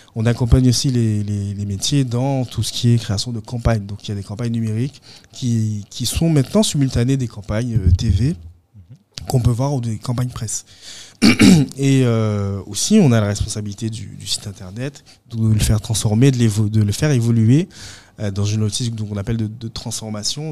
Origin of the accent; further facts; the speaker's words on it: Guadeloupe; moved away; je pense avoir gardé toujours un contact avec la Guadeloupe.